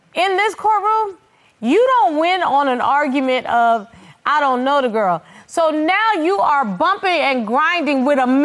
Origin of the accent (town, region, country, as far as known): New York, United States